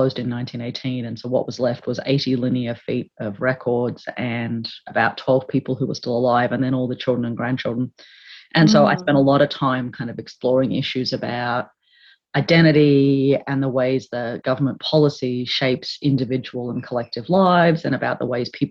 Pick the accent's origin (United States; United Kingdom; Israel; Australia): Australia; Canberra, Australian Capital Territory; So I'm Australian, right? I grew up, here in Canberra, actually, which is where I am now